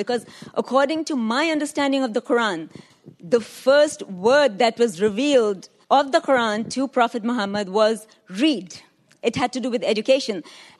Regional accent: India; I'm a Muslim woman. I'm from India.

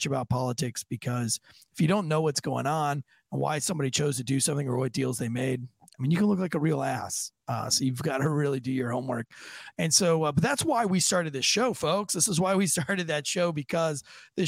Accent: United States; us as American citizens

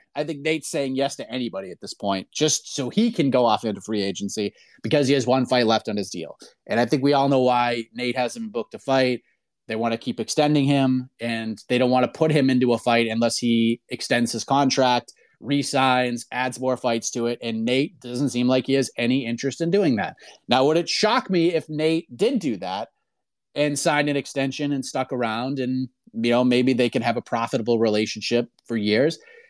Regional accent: Boston, Massachusetts, United States; moved away; being a person who was born and raised in Boston and spent 30 years there

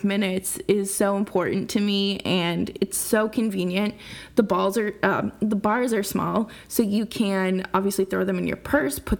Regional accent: United States; Growing up as American, growing up in America

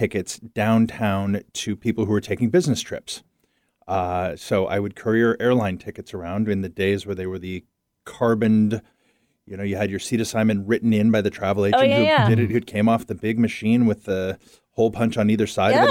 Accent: San Francisco, California, United States; moved away; also born or lived in Seattle; I grew up in San Francisco. So downtown San Francisco.

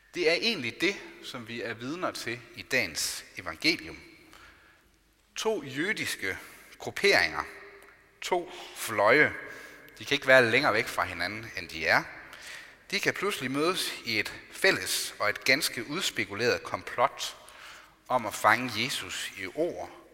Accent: Denmark; Vi er altså både borgere i Danmark og i Guds rige

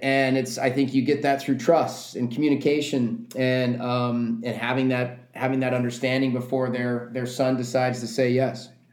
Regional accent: Southern California, United States; moved away as an adult; also born or lived in Tucson, Arizona; now in Los Angeles, United States; growing up in Southern California

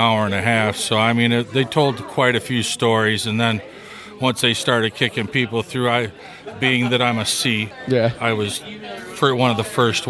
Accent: Sterling, Illinois, United States; I'm from Sterling, Illinois.

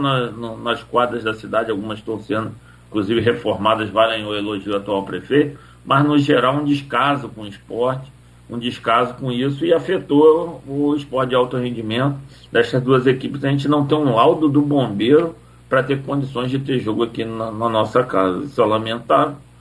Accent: Macaé, Rio de Janeiro, Brazil; eu fui criado né, numa comunidade no Cajueiros, aqui em Macaé

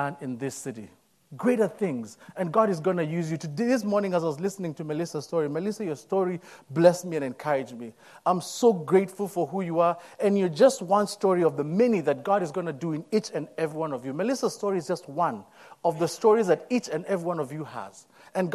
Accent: Nairobi, Kenya; moved away as an adult; I'm born and raised in Nairobi, Kenya. Came into this country as an international student a few years ago

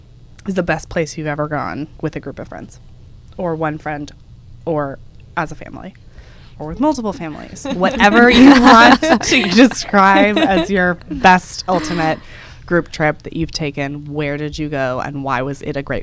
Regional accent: Texas, United States; moved away as an adult; After I graduated from college, I'm from Texas, I was moving to New York.

